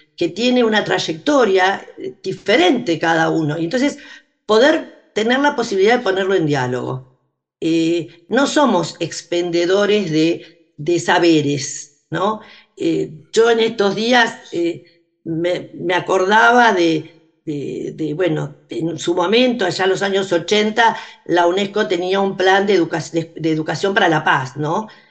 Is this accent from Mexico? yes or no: no; Arrecifes, Buenos Aires Province, Argentina; en Arrecifes, de donde soy oriunda